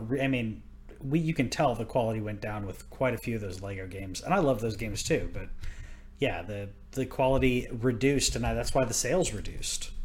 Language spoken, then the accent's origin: English; Texas, United States; moved away; I'm from Texas